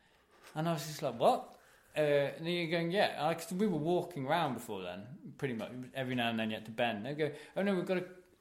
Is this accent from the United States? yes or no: yes; Wisconsin, United States; I'm from Wisconsin.